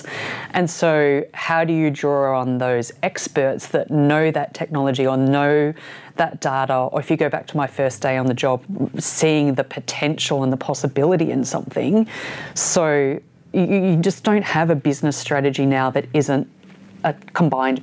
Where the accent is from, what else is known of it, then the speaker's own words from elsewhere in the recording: Ballarat, Victoria, Australia; moved away as an adult; also born or lived in Sydney; I grew up in Ballarat